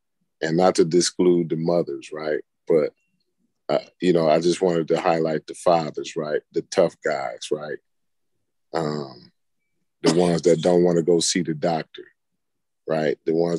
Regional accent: United States; It's my right, and I'm an American.

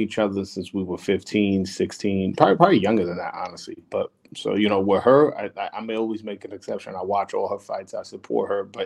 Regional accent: New York City, New York, United States; I'm from Brooklyn

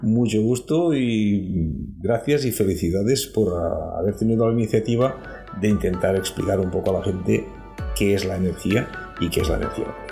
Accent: Catalonia, Spain; Cataluña, donde a veces somos también, una vez más, más pijos que nadie, con perdón, y soy catalán

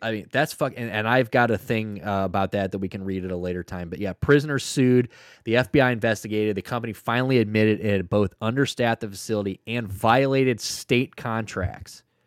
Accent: St. Louis, Missouri, United States; I'm from Saint Louis, Missouri

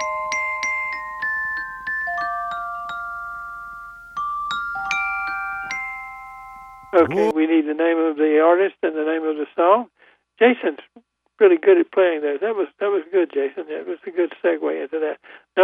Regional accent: Goldsboro, North Carolina, United States; also born or lived in Raleigh; I'm from Goldsboro

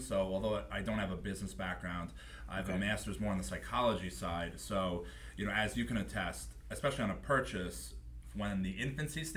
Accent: Smithtown, New York, United States; I grew up in Smithtown, went to Chaminade, took the train 4 years

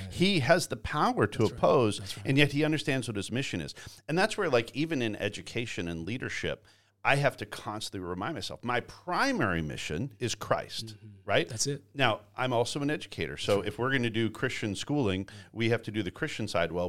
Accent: Canada; now in Georgia, United States; I grew up in Canada. Uh, grew up working on farms

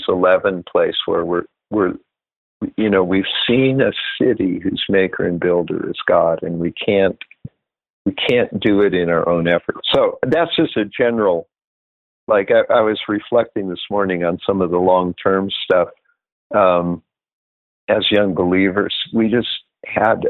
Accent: California, United States; moved away as an adult; now in Pennsylvania, United States; We were in California and we ended up being part of a team that we were co-pastors, probably because we didn't know better, but, and this church up in the Sierra Nevadas grew quite large

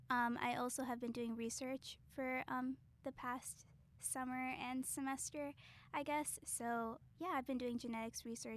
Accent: Chicago, Illinois, United States; I'm from Chicago.

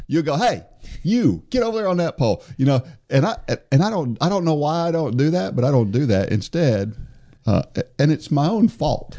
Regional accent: New Jersey, United States; I was born in New Jersey

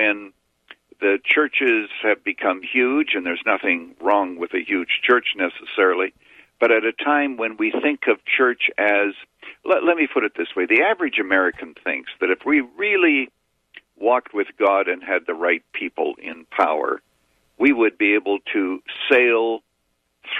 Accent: Canada; now in United States; I was born in Canada

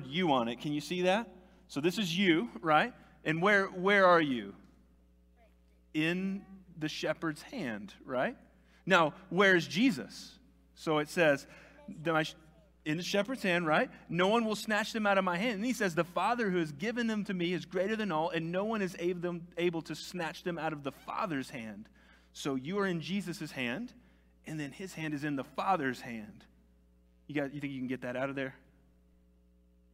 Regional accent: United States; I am an American citizen because I was born here.

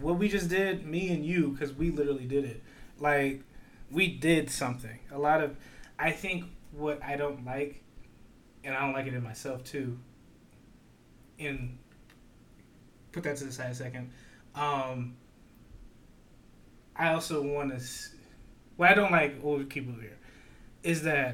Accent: Lorain, Ohio, United States; I'm from Lorain

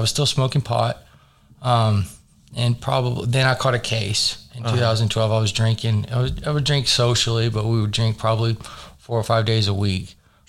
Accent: North Carolina, United States; moved away as an adult; also born or lived in Dallas, Texas; now in Oklahoma City, United States; I was born in Dallas, but I grew up in North Carolina.

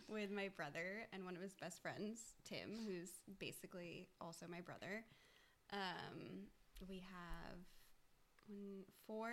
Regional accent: Maine, United States; moved away as an adult; also born or lived in Texas; I'm from a very small town in Maine, and I grew up there my whole life.

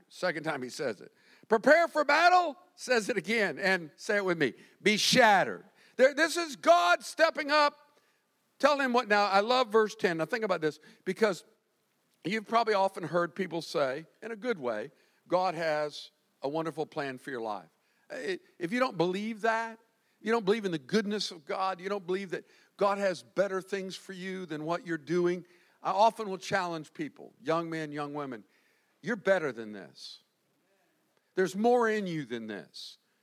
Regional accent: Winter Park, Florida, United States; I'm growing up in Winter Park, first generation Floridian

